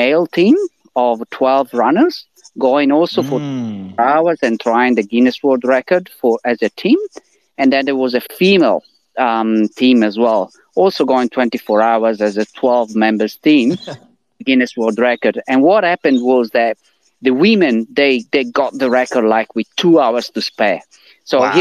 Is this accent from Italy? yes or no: yes; Italy; English is a second language; moved away as an adult; now in Australia; my accent as well as from the name, I'm originally from I'm Italian. I'm originally from Italy, and I moved to Australia in 2008